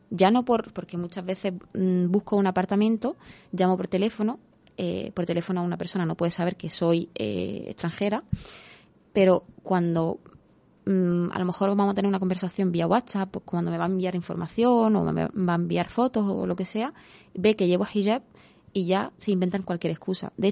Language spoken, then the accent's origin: Spanish; Morocco; born there; first language Spanish; Yo considero que el castellano, por ejemplo, es mi idioma, o sea, mi idioma natal, aunque yo haya nacido en Marruecos, pero realmente yo pienso, actúo, o sea, mi mente funciona en español.